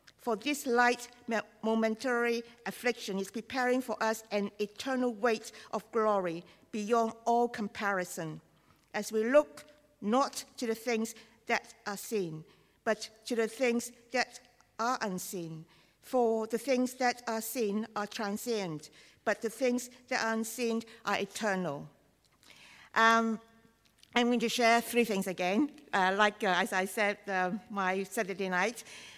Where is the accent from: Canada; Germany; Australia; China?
China; accent: Chinese; English is a second language; I do my best, but Chinese accent is my only accent.